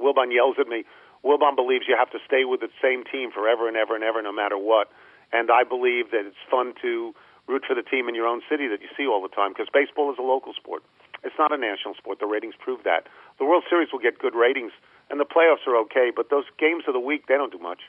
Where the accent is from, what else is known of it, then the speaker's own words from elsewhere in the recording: New York, United States; when I got here 40 years ago, and I came from New York, in New York there's two of everything.